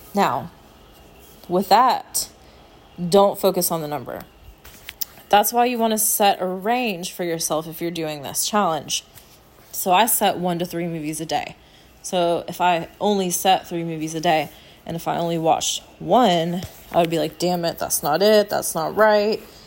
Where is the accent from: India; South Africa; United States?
United States; As an American